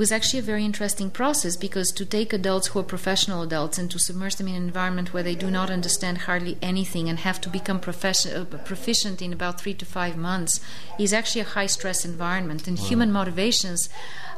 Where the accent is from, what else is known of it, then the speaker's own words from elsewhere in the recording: Sofia, Sofia City, Bulgaria; moved away as an adult; now in United States; I grew up in Bulgaria and in the capital, Sofia